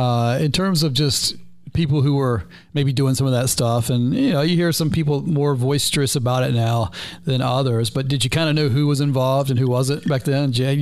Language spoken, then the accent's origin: English; the South, United States; accent: Southern; moved away as an adult; now in Key West, United States; And being a Southerner, I have my own crazy accent